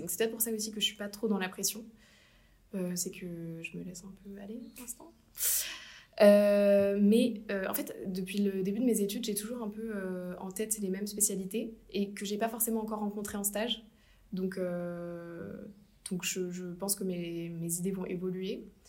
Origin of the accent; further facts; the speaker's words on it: Asnières-sur-Seine, Île-de-France, France; also born or lived in Paris; je suis née à Paris